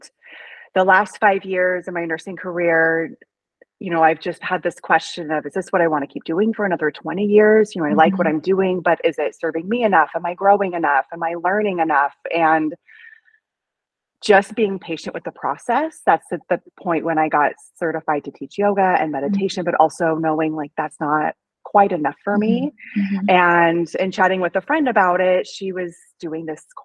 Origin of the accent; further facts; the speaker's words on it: Oregon, United States; now in Portland, United States; I'm from Oregon. I'm from a small town, and I came to Portland for nursing school